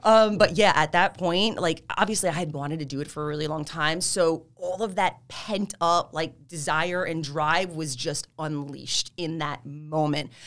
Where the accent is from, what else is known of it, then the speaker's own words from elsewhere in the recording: Freehold, New Jersey, United States; also born or lived in Marlboro, New Jersey; I'm Jersey. I really have lived in the same area my whole life like that, like Freehold, Marlboro, Colsonnac area